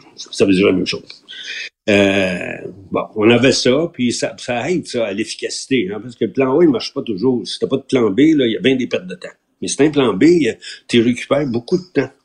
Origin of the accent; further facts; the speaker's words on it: Quebec, Canada; on est québécois